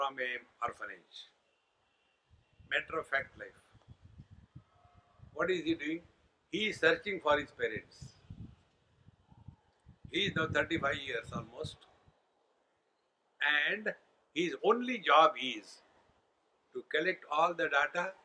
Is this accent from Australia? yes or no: no; India; also born or lived in United States; being Indian